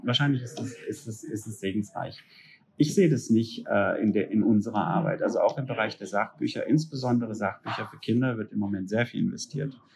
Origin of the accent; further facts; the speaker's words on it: a small town near Freiburg, Baden-Württemberg, Germany; Da, wo ich herkomme, gibt's tatsächlich noch eine richtig gute Buchhandlung, ne? Das ist ein Städtchen mit fünfundzwanzigtausend Einwohnern in der Nähe von Freiburg